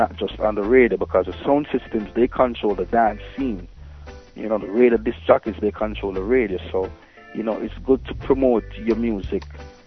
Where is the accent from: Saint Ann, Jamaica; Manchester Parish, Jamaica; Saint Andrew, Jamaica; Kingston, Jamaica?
Saint Ann, Jamaica; St. Ann; I'm from St. Anne